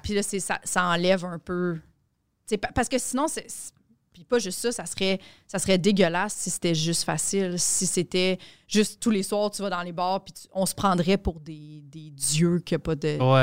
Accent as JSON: {"language": "French", "region": "Quebec", "country": "Canada", "said": "les Québécois"}